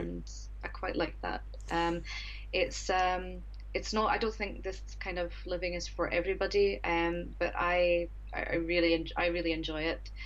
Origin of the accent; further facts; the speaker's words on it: Scotland, United Kingdom; moved away as an adult; now in Japan; I'm originally from Scotland, and I've been in Japan for just a little over four years now.